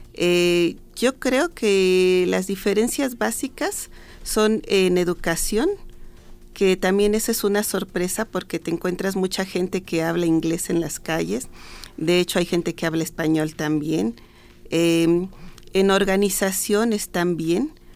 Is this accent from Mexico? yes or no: yes; Mexico; nosotros como mexicanos